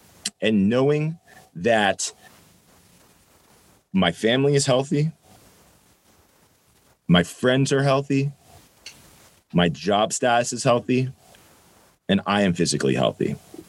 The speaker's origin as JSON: {"language": "English", "country": "Ireland", "said": "And I'm an Irish guy. I was like, fuck therapy."}